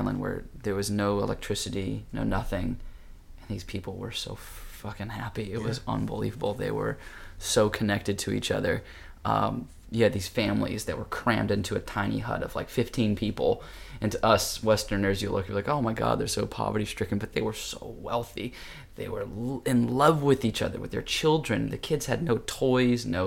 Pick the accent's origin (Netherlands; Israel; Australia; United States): United States; I'm an American, but, you know, I've got Japanese blood